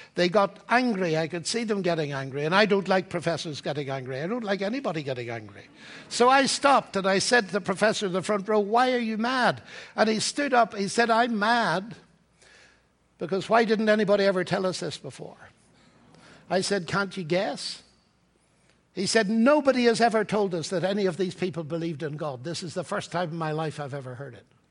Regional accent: Northern Ireland, United Kingdom; moved away as an adult; also born or lived in Cambridge; now in Oxford, United Kingdom; I come from Ireland, Northern Ireland

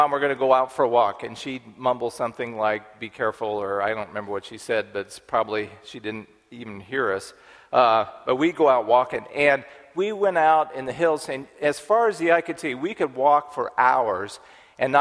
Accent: Dodge City, Kansas, United States; I grew up in Kansas. We lived on Fort Dodge Road outside of Dodge City, Kansas.

